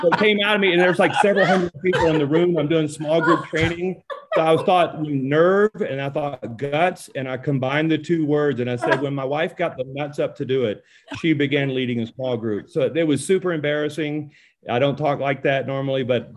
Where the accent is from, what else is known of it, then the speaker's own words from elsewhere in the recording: Louisiana, United States; now in Colorado, United States; I'm from Louisiana